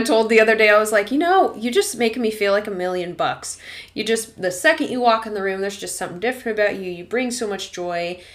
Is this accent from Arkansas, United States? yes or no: yes; Arkansas, United States; moved away; my hometown's in Arkansas